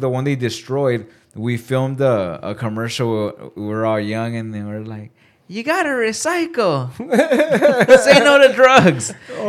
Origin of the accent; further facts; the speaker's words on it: Pomona, California, United States; also born or lived in Whittier; I grew up in Pomona.